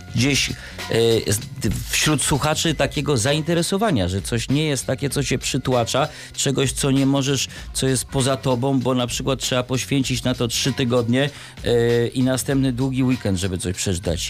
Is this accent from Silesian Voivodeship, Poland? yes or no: no; Warsaw, Masovian Voivodeship, Poland; Ja jestem chłopak z Warszawy